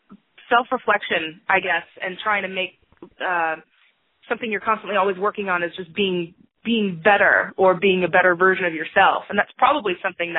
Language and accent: English; Cypress, Texas, United States; now in Dallas, United States; I grew up in North Houston, Cypress, and it was a lot of fun